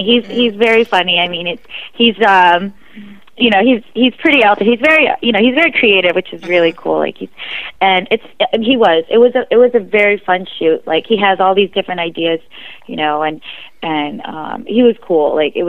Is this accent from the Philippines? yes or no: yes; Philippines; I'm Filipino, I'm proud.